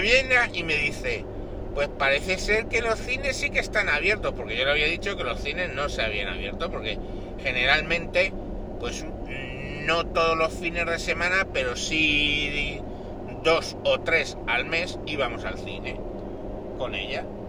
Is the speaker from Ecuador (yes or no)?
no; Spain; somos españoles